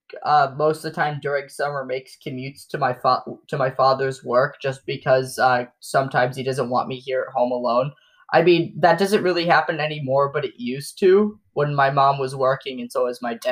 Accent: Michigan, United States; also born or lived in Indiana; now in Wisconsin, United States; I'm from Michigan. Okay, so I'm originally from Michigan, then I moved to Indiana, and now I came here.

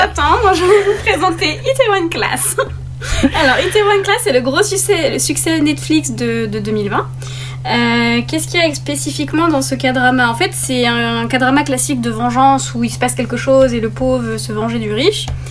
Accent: France; nous en tant que français

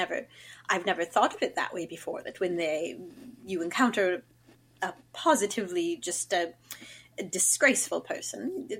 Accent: Virginia, United States; As I mentioned, I'm from Virginia.

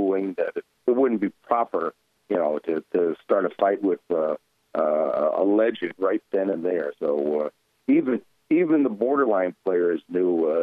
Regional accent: Boston, Massachusetts, United States; moved away; go back to my hometown

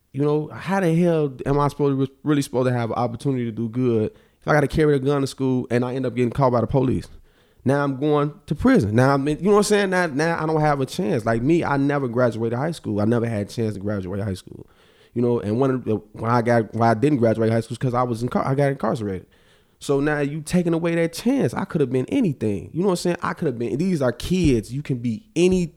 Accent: Chicago, Illinois, United States; I'm from Auburn Gresham

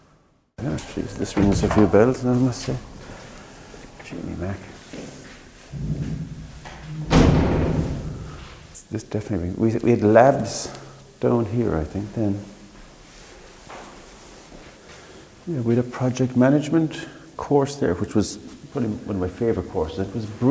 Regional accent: Midleton, Munster, Ireland; I'm from Middleton originally

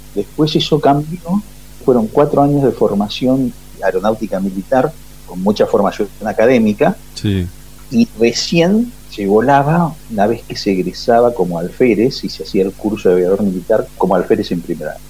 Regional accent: Ciudad Evita, Buenos Aires Province, Argentina; Ahí hay un barrio aeronáutico y ahí hicimos nuestra infancia, nuestra escuela primaria, y nuestra secundaria

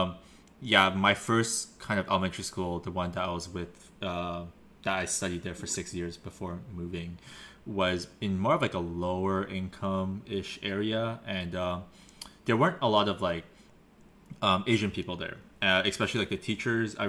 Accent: Vancouver, British Columbia, Canada; growing up in Vancouver

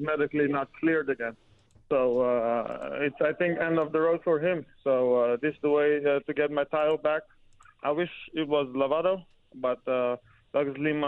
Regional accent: Netherlands; English is a second language; also born or lived in Iran; From age of 8, we moved to Holland from Iran. And life was okay, normal. Just grew up with my family.

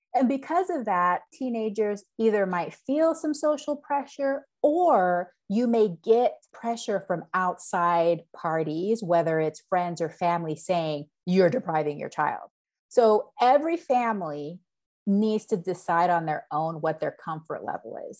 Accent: Panama; now in Yakima, United States; growing up in Panama as well is that my family in Panama are dairy farmers

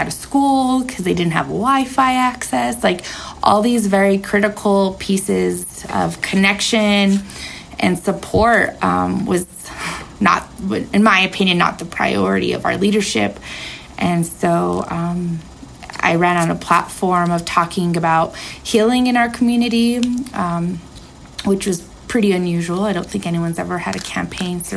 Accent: Taos, New Mexico, United States; growing up in Taos, to call Taos home

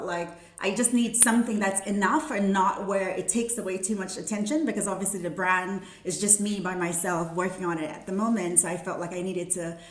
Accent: Brooklyn, New York, United States; also born or lived in Saint Vincent and the Grenadines; Okay, so I was born in St. Vincent and the Grenadines, and I moved to New York at 13. So grew up in Brooklyn

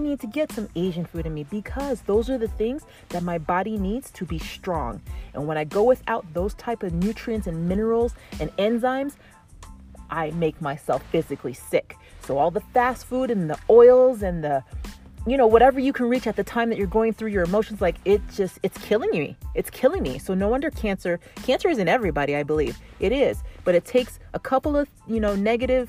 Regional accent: Canada; I have like the English French because I'm from Canada

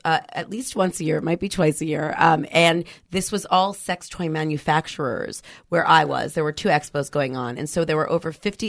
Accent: New York, United States; now in San Francisco, United States; I'm originally from New York.

